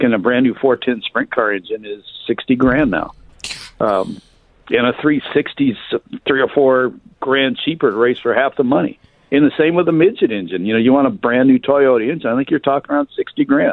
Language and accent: English; Michigan, United States; moved away; Growing up in Michigan